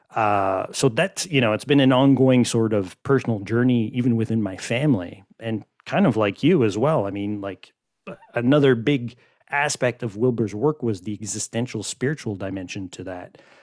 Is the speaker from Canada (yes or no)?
yes; Quebec, Canada; Growing up in Quebec, I mean, we're, you know, like, the whole kind of Catholic environment